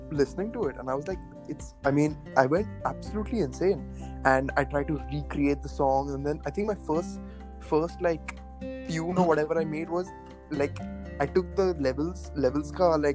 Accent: Pune, Maharashtra, India; moved away; also born or lived in Coventry; I'm from Pune, India.

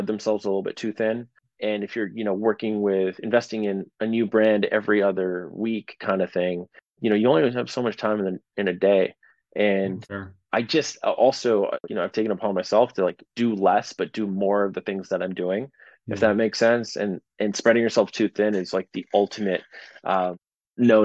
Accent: Canada; being a Canadian

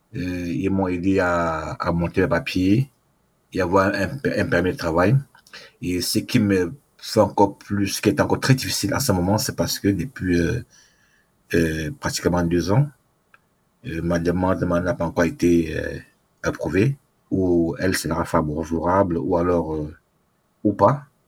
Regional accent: Cameroon; moved away as an adult; now in Canada; je suis d'abord africain, camerounais, et je suis au Canada, je suis demandeur d'asile

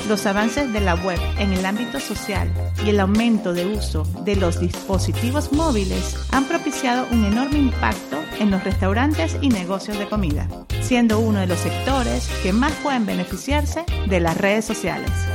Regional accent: Venezuela; moved away as an adult; now in Monterrey, Mexico; soy venezolana, tengo aquí en Monterrey, México, más de 13 años ya

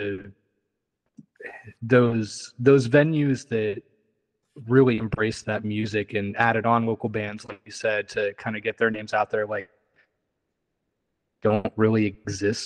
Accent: Philipsburg, Pennsylvania, United States; also born or lived in Harrisburg area, Pennsylvania; now in Nashville, United States; Originally from kind of the State College area

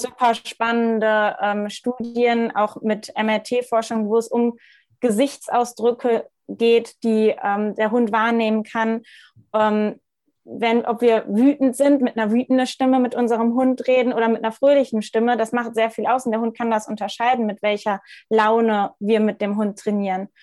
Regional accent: Ruhr area, North Rhine-Westphalia, Germany; now in Munich, Germany; komme aus, ja, e-, eigentlich aus dem Ruhrgebiet. Momentan ähm, lebe ich noch in München

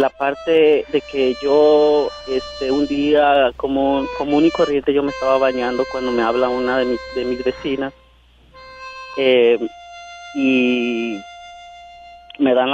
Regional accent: Michoacán coast, Mexico; now in Chicago, United States; soy de originario de Michoacán

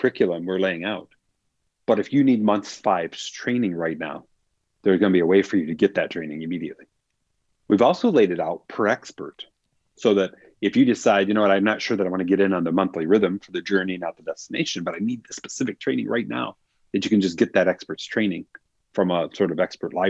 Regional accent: Michigan, United States; I grew up in Michigan, so this was in the Detroit area.

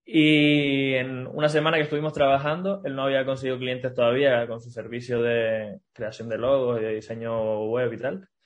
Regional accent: Canary Islands, Spain; now in Barcelona, Spain; Como, vengo de Canarias, aquí en, Barcelona no, estoy acostumbrado

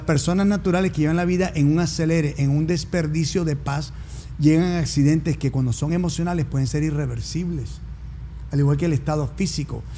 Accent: New Jersey, United States; also born or lived in Colombia; now in Miami, United States; vengo de una familia que nacimos en Colombia, de una, un legado italiano-argentino por parte de madre y venezolano-colombiano por parte de padre. Como tal, viviendo en Miami, pero crecí en New Jersey

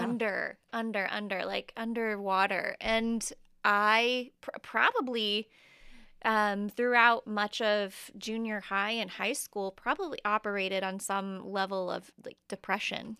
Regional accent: Indianapolis, Indiana, United States; moved away as an adult; now in Huntington, United States; I'm originally from Indianapolis

